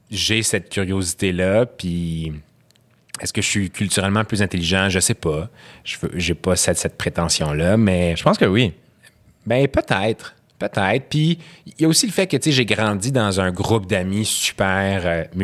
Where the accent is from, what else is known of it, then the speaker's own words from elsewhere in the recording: Syria; French is a second language; parce que moi, quand j'ai grandi en Syrie, c'était pas ça